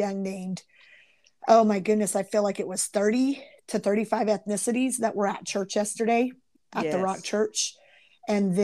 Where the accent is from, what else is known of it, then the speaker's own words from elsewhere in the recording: Kansas, United States; growing up in Midwest little Kansas, you know, where it's just your little community